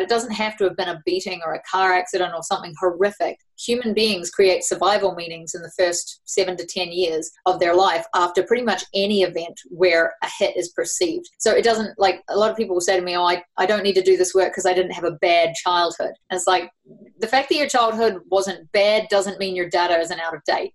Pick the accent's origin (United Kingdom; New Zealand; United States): New Zealand; accent: New Zealand; also born or lived in Sydney, Australia; now in Fernie, Canada; I was born in Sydney and raised in New Zealand. That's what the accent's about.